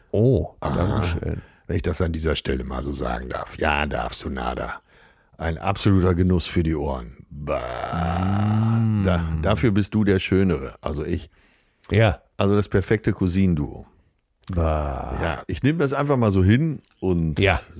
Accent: Tuscany, Italy; ich ist in der, bin in der Toskana, meine Heimat, und es ist mir schnurzpiep egal, was die umliegenden Sonnenanbeter am Strand von Viareggio von mir denken

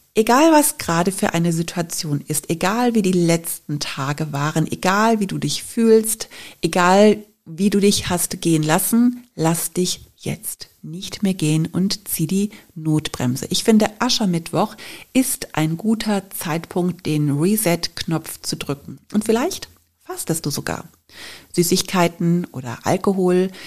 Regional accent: Cologne, North Rhine-Westphalia, Germany; Ich bin ja in Köln groß geworden, habe Karneval als Kind geliebt

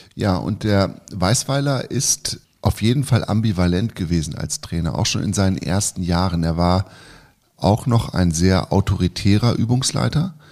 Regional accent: Lower Saxony, Germany; ich bin ja in Niedersachsen aufgewachsen

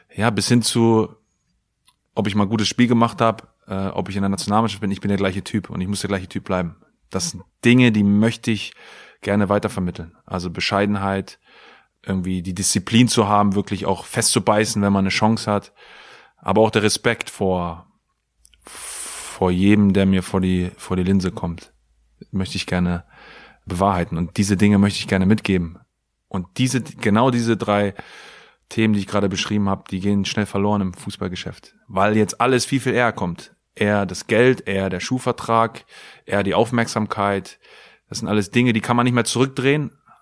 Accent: Pattensen, Lower Saxony, Germany; moved away as an adult; also born or lived in England; Ich bin in Pattensen groß geworden, habe auf der KGS Hemming mein Abitur gemacht

